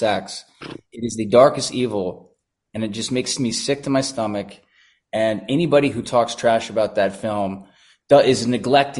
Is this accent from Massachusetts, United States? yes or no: no; Dallas, Texas, United States; I grew up in Dallas